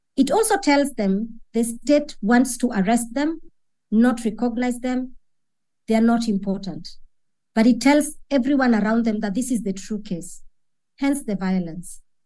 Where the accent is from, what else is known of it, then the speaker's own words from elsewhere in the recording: Kenya; I'm speaking as a Kenyan